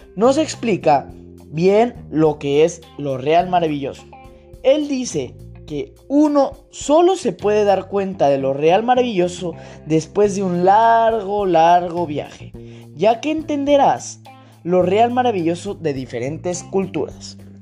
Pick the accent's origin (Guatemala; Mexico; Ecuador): Mexico; yo mexicano, sé que mi cultura mexicana, en mi país